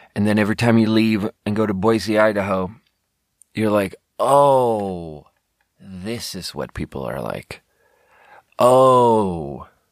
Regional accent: Sweden; growing up in Sweden

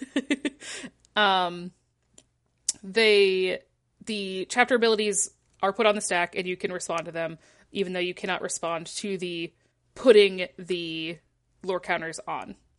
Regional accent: Michigan, United States; moved away; I'm from Michigan

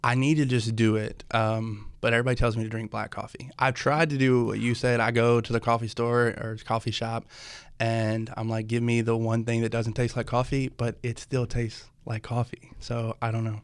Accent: Tennessee, United States; also born or lived in Louisville; now in Nashville, United States; I grew up in Tennessee, so always heard of Cross Point, you know, being Nashville

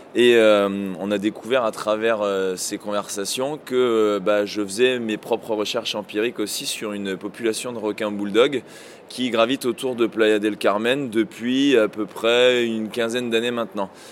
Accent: France; chez nous en France

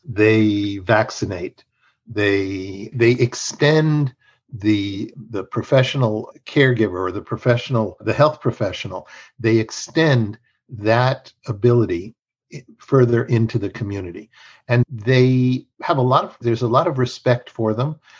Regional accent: Mexico; now in United States; I am bilingual and bicultural. I was raised in Mexico

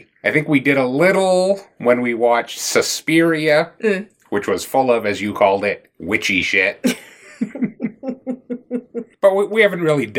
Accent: Bucksport, Maine, United States; I grew up, again, in Maine, in a town called Bucksport

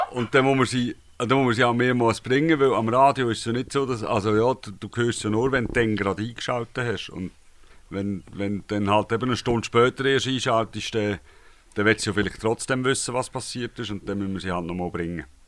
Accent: Gontenschwil, Aargau, Switzerland; now in Aarau, Switzerland; Ich bin tatsächlich im Aargau aufgewachsen, und zwar zu Gundischwil im Wienertal. Und heute wohne ich in Zarau.

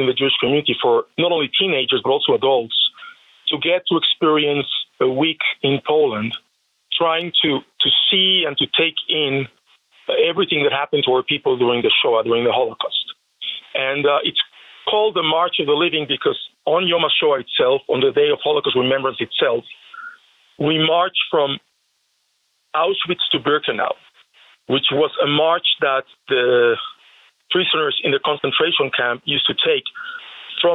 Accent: Mexico City, Mexico; now in Las Vegas, United States; I was born in Mexico City

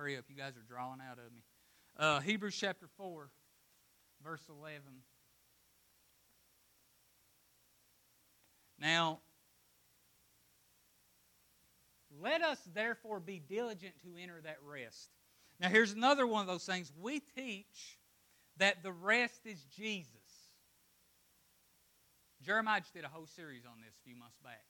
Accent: Appalachia, United States; I'm from Appalachia

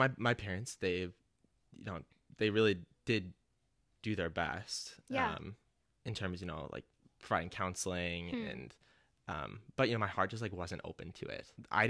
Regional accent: Twin Cities, Minnesota, United States; So I grew up in the Twin Cities.

